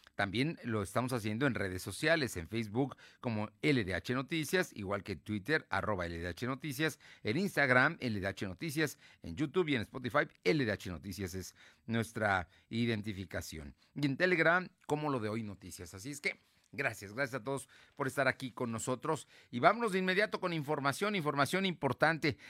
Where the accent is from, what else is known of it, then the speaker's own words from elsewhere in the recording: Puebla, Mexico; somos también vecinos de Puebla